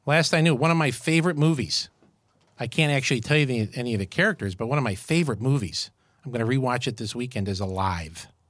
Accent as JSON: {"language": "English", "town": "Syracuse", "region": "New York", "country": "United States", "tie": "born or raised there", "moved": "yes", "said": "I grew up in Syracuse, New York"}